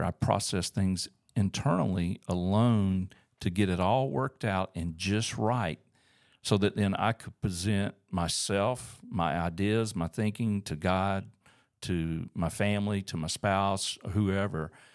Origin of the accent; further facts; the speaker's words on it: Auburn, Alabama, United States; moved away as an adult; also born or lived in Tuskegee, Alabama / Columbus, Georgia; now in Northwest Arkansas, United States; I grew up in Auburn, Alabama.